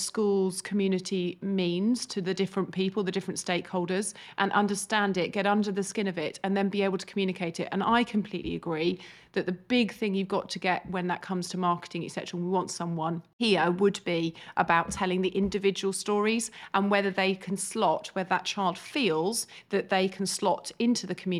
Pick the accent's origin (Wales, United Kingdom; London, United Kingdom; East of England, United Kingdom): East of England, United Kingdom; I'm actually from Hertfordshire. I went to school in the local area, and two of my best friends came here.